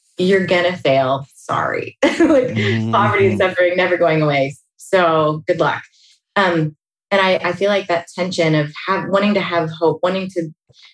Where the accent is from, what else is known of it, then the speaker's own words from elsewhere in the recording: Pittsburgh, Pennsylvania, United States; moved away as an adult; now in California, United States; I grew up outside of Pittsburgh, Pennsylvania